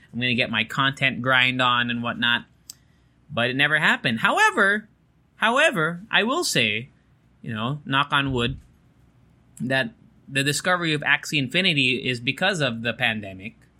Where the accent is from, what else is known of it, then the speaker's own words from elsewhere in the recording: Japan; moved away; growing up in Japan